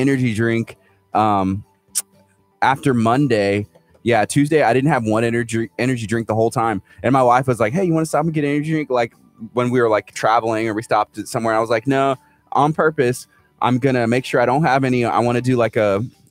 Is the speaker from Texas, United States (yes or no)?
yes; Houston, Texas, United States; I'm from Houston, freaking Texas